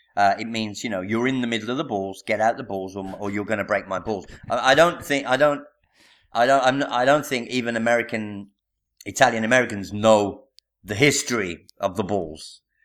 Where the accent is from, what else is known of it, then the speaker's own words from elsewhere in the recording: Birmingham, West Midlands, United Kingdom; moved away as an adult; now in Italy; I'm from Birmingham